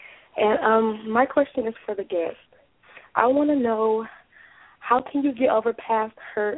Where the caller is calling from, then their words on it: Detroit, Michigan, United States; I'm calling from Detroit.